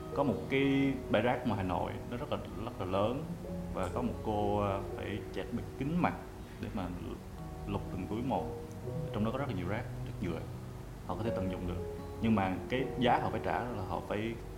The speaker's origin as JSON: {"language": "Vietnamese", "region": "Quang Ngai", "country": "Vietnam", "tie": "born or raised there", "moved": "yes", "lives_now": "Ho Chi Minh City, Vietnam", "said": "mình quê ở quảng ngãi và đang sống và làm việc ở thành phố hồ chí minh"}